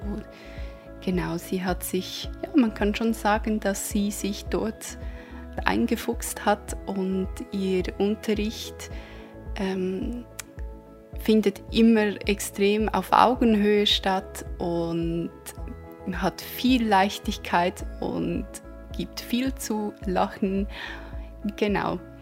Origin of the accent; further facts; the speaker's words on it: Switzerland; accent: Swiss; man wird natürlich meinen Schweizer Akzent immer wieder hören können